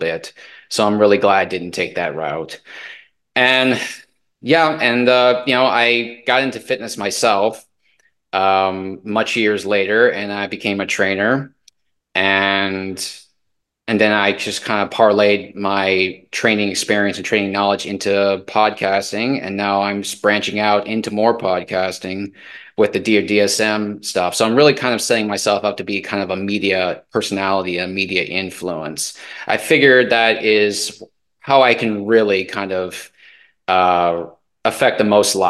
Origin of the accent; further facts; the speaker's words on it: Iowa, United States; also born or lived in Baltimore, Maryland; I have grown up in Iowa